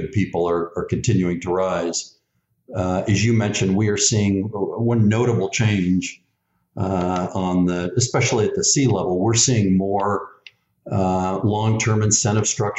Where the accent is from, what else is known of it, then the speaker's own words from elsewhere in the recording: the Bay Area, California, United States; growing up in the Bay Area with three or four bridges to get across